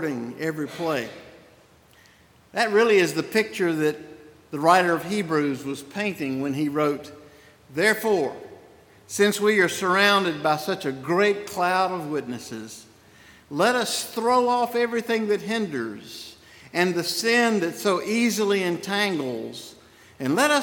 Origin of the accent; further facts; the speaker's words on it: Spartanburg, South Carolina, United States; accent: Southern; move to Spartanburg in 1800, and that made me a Southerner, determining my accent